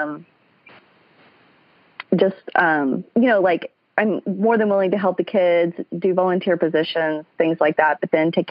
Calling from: Kansas City, United States; I am calling from Kansas City

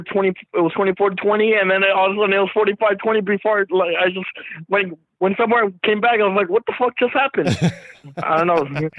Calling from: Texas, United States; from Texas.

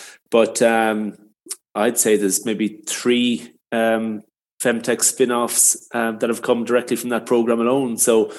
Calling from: Galway, Connacht, Ireland; Well, I'm in Galway on the west coast of Ireland.

